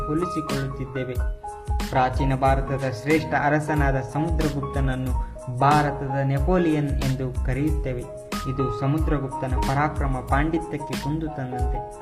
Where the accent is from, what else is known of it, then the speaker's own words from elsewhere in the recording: India; ನಾವು ಭಾರತೀಯರು